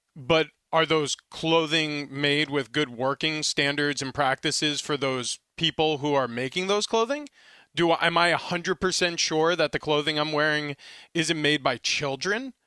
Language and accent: English; East Meadow, New York, United States; I was growing up on Long Island, and I was a sophomore at East Meadow High School